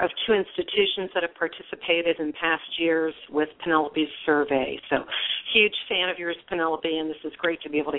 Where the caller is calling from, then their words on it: Ohio, United States; Actually, I'm calling from Ohio